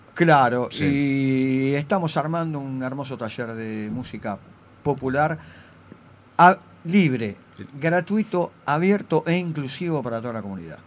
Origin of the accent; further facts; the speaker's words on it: Buenos Aires, Argentina; yo soy de Paternal